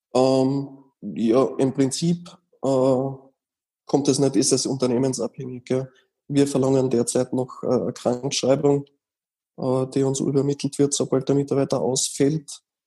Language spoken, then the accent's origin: German; Austria; bei uns in Österreich